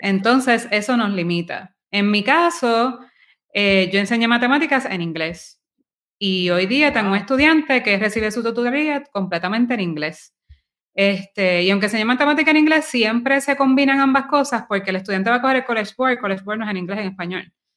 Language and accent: Spanish; Guaynabo, Puerto Rico; now in San Juan, Puerto Rico; yo me crié en Guaynabo